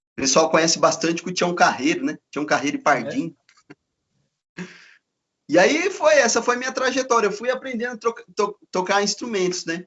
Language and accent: Portuguese; Campinas, São Paulo, Brazil; moved away as an adult; also born or lived in Paraná; eu sou de Campinas, né? E, e aí eu mudei para o Paraná